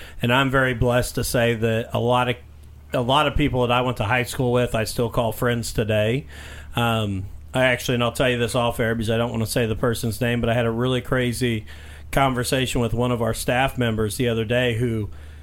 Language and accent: English; Mitchell, Indiana, United States; my hometown